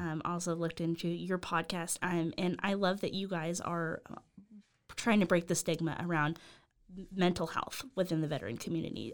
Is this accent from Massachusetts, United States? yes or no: no; Las Vegas, Nevada, United States; moved away; that's where I'm from. I'm from Vegas